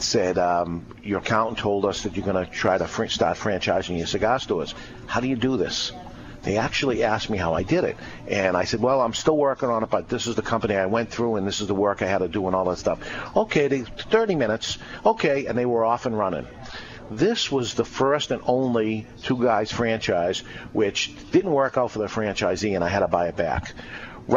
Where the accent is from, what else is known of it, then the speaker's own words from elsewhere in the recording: Boston, Massachusetts, United States; now in New Hampshire, United States; I grew up in the Boston area